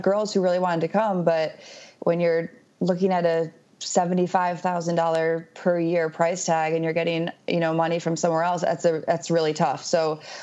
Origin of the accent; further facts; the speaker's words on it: upstate New York, United States; moved away as an adult; I'm from New York, so upstate New York, pretty close to where I'm from